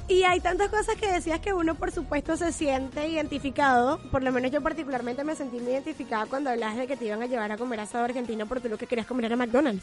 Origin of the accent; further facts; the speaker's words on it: Venezuela; moved away; yo soy venezolana